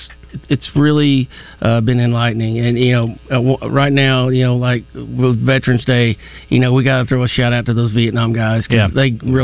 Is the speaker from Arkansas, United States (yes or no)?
yes; Farmington, Arkansas, United States; You know, I'm originally from Farmington.